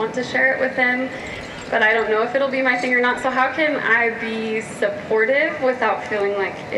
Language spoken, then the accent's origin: English; Montana, United States; And I'm from Montana as well, so I am familiar with hunting, but I don't come from a hunting family.